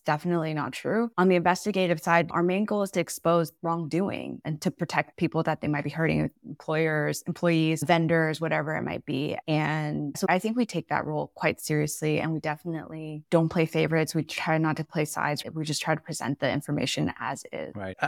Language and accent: English; United States; moved away as an adult; now in Singapore; I'm originally American. I'm moved to Singapore six years ago